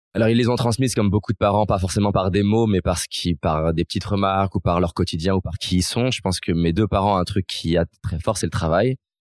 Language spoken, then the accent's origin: French; Lyon, Auvergne-Rhône-Alpes, France; also born or lived in Vaulx-en-Velin / Villeurbanne; j'ai grandi à Lyon.